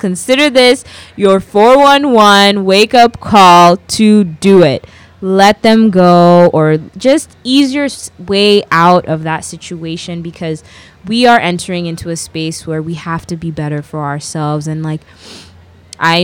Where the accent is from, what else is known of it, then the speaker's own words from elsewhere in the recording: Kenya; I am a Kenyan, Ghanaian girl who grew up completely Kenyan